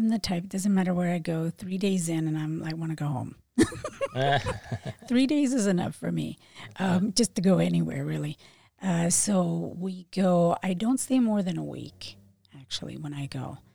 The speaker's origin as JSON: {"language": "English", "town": "Philadelphia", "region": "Pennsylvania", "country": "United States", "tie": "born or raised there", "also_born_or_lived": "Puerto Rico", "accent": "Philadelphia", "moved": "yes", "said": "Well, I grew up in Philadelphia. A lot of people say I still have the Philadelphia accent, although I think I've lost it. It's been years since I moved away."}